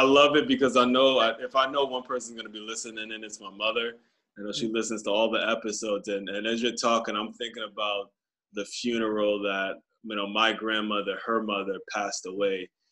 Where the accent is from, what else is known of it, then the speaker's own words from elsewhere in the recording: Maryland, United States; I grew up in Maryland